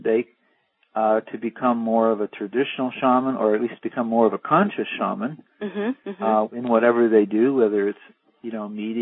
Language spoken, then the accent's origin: English; East Coast, United States; I was from the East Coast